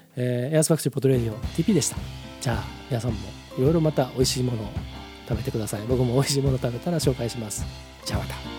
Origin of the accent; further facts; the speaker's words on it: Hamamatsu, Shizuoka, Japan; moved away; 僕の実家の方もあの避難勧告とかなんか警報が出て携帯のあのアラームが鳴りっぱなしだったという話を聞きましたけれどもまああの冠水するとねあのうちの近所もそうなんですけど街中も冠水するとえらいことになるんですよ浜松って。